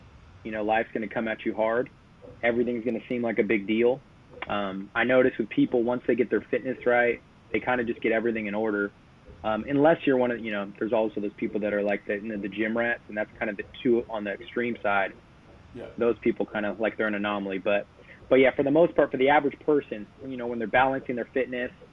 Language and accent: English; Sacramento, California, United States; also born or lived in Oceanside, California; Came here pretty much immediately, you know, about around 1 year old. Been in Sacramento the whole time. Grew up in a little bit in East Sac when I was a kid